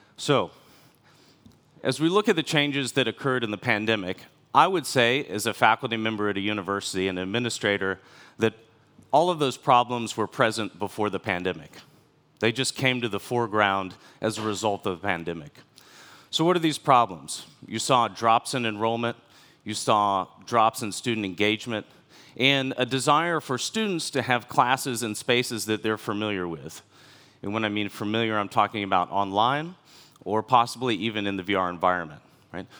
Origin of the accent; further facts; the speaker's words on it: United States; moved away as an adult; also born or lived in China; I'm from America, the last fifteen years of my professional life were in different cities in China.